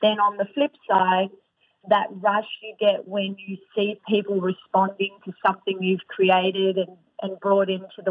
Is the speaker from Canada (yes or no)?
no; Australia; I'm Australian